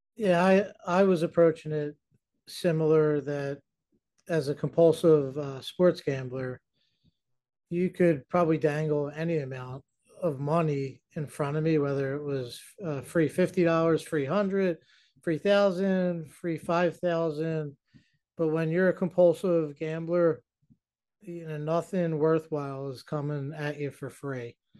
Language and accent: English; New Jersey, United States; I'm from New Jersey